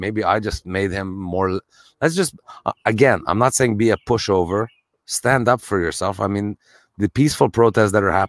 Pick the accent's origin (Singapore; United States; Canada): Canada; And as white people, I think, Luigi, growing up in Canada of all places, we can admit that we're privileged absolutely.